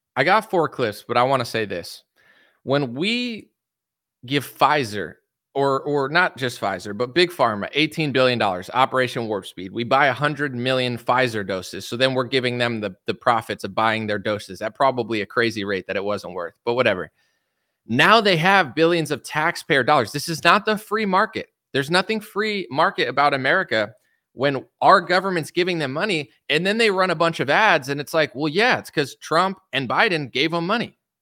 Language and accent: English; United States; I'm American